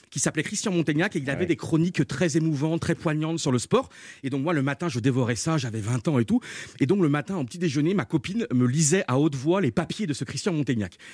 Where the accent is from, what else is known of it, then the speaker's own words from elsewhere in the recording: Brittany, France; now in Paris, France; Donc j'ai arrêté mes études, j'ai quitté la Bretagne, je suis monté à Paris avec ma maman.